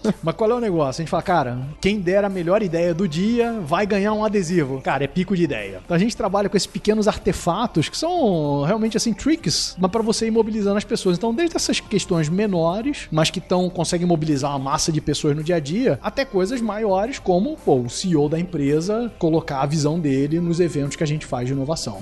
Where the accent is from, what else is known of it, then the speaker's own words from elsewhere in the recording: Rio de Janeiro, Brazil; Sou do Rio, eu falo totó